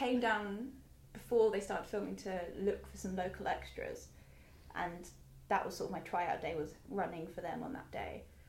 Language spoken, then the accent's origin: English; South West England, United Kingdom; And this week's episode of Electric Dreams is shot in Poundbury, which is attached